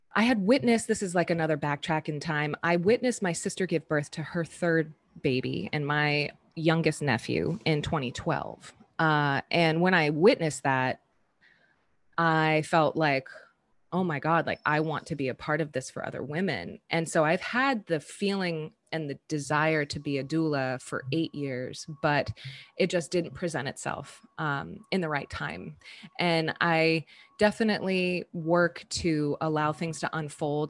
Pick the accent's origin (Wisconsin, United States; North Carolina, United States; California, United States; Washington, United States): California, United States; Southern; moved away as an adult; also born or lived in Colorado; now in San Francisco, United States; I'm originally from Southern California, and I say I'm from San Francisco now because that is home